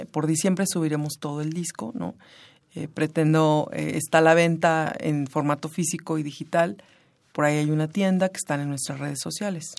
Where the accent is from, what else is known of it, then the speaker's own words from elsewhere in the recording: Pilcaya, Guerrero, Mexico; now in Mexico City, Mexico; Yo nací en Pilcaya Guerrero, que es un pueblo del norte del estado de Guerrero